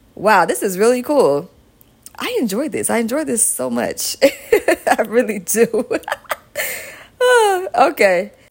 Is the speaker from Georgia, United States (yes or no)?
yes; Georgia, United States; Georgia at number one. Shout out to my home state